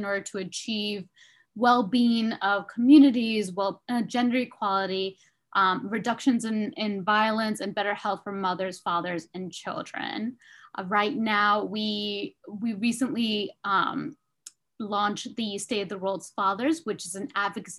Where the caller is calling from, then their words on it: Washington, District of Columbia, United States; I am calling in from Washington, D.C.